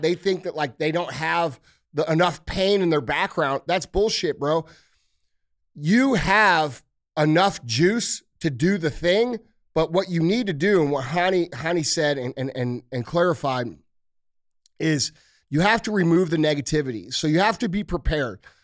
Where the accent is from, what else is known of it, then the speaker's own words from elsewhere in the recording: St. Louis, Missouri, United States; I'm from Saint Louis